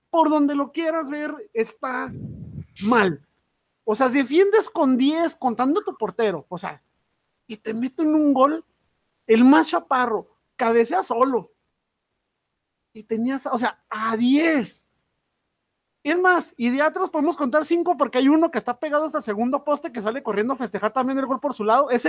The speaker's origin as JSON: {"language": "Spanish", "town": "Ciudad Juárez", "region": "Chihuahua", "country": "Mexico", "said": "soy de Juárez"}